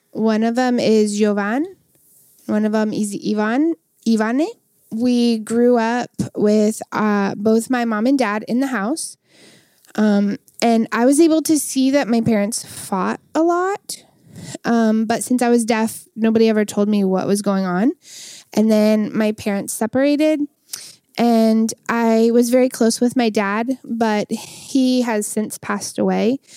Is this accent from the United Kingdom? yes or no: no; Matamoros, Tamaulipas, Mexico; Yes, and I'm really happy that I grew up in Matamoros. I was born here and I grew up here. Um, I've never lived anywhere else.